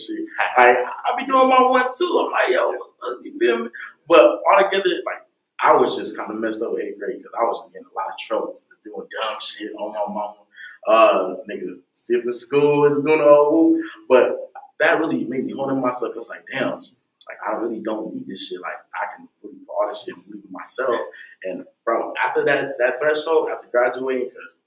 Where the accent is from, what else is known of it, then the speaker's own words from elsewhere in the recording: Tampa, Florida, United States; also born or lived in Miami, Florida; Born and raised in Tampa all my life